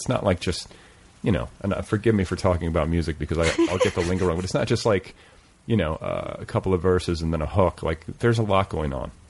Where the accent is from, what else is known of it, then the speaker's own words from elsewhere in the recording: Indiana, United States; I grew up in Indiana.